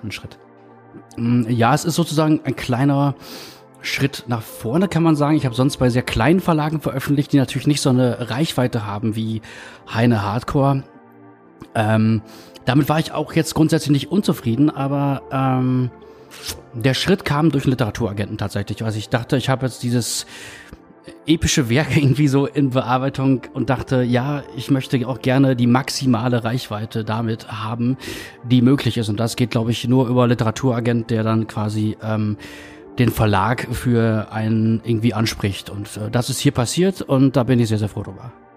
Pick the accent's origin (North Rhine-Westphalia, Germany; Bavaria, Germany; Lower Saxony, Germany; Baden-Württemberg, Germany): North Rhine-Westphalia, Germany; Münsterland; moved away; ich komme halt aus dem Münsterland